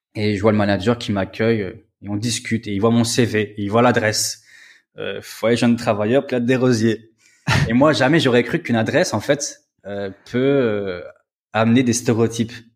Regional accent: Metz, Grand Est, France; moved away as an adult; now in Poland; je suis originaire de Metz.

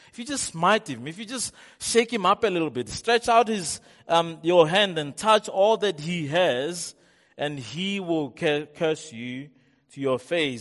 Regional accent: Rustenburg, North West, South Africa; I'm from Rustenburg

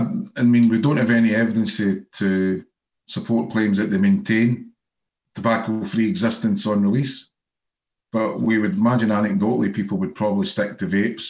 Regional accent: Scotland, United Kingdom; being Scottish

